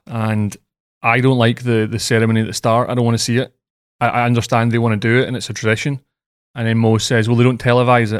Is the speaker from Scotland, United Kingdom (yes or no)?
yes; Scotland, United Kingdom; moved away; I'm Scottish